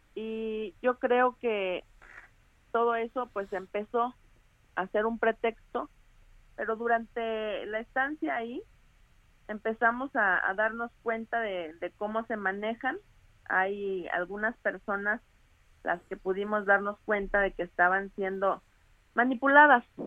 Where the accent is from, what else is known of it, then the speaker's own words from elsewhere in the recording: Cintalapa, Chiapas, Mexico; estoy buscando trabajar en Cintalapa por mi pueblo